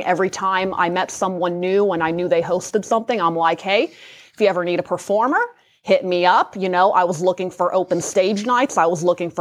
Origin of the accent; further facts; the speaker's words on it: Ohio, United States; moved away as an adult; now in Las Vegas, United States; So I'm originally from Ohio. I was born and raised there